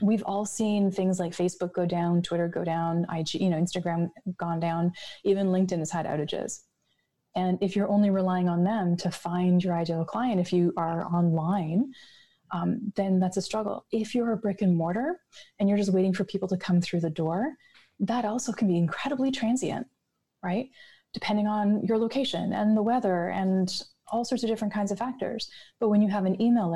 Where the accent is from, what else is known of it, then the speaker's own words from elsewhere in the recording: Canada; I'm Canadian, there's snow.